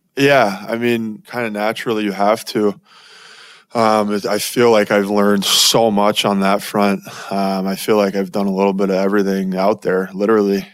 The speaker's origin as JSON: {"language": "English", "region": "Florida", "country": "United States", "tie": "born or raised there", "moved": "as an adult", "lives_now": "Arizona, United States", "said": "growing up in Florida"}